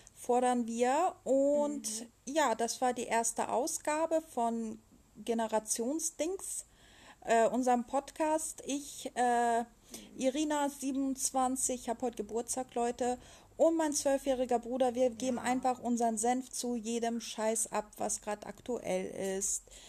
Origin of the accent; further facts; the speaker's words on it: Germany; als Deutscher